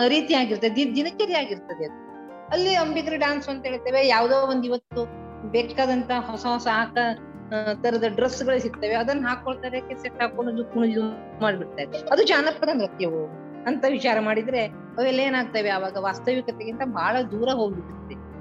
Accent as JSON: {"language": "Kannada", "town": "Dundukuli", "region": "Karnataka", "country": "India", "tie": "born or raised there", "also_born_or_lived": "Sirsi taluk, Karnataka", "said": "ಕನ್ನಡ ಜಿಲ್ಲೆಯ ಕುಮಟಾ ತಾಲೂಕಿನ ದುಂಡುಕುಳಿ ಅನ್ನುವುದು ನನ್ನ ಹುಟ್ಟೂರು"}